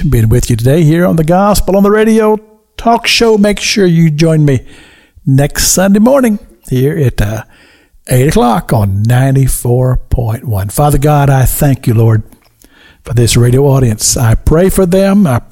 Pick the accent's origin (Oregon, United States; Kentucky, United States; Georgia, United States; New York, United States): Kentucky, United States; now in Florida, United States; I've lived in Florida longer than I've lived in any other state, even though I'm from Kentucky.